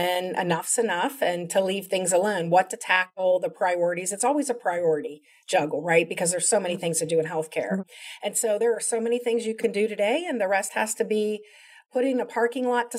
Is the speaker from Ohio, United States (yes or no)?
yes; Columbus, Ohio, United States; moved away; I'm from Columbus, Ohio, originally